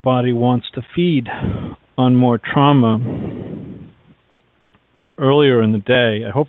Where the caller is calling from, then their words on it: Massachusetts, United States; from Massachusetts.